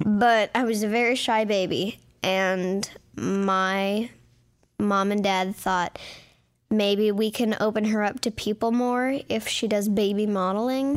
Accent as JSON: {"language": "English", "town": "Beverly Hills", "region": "California", "country": "United States", "tie": "born or raised there", "said": "I was born in Beverly Hills"}